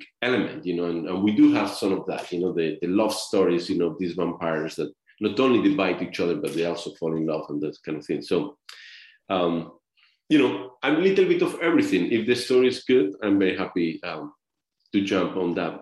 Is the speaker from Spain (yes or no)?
yes; Spain; moved away; I'm from Spain